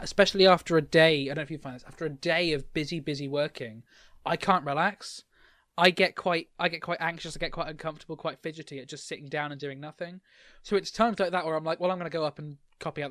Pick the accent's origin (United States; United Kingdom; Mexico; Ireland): United Kingdom; as a British person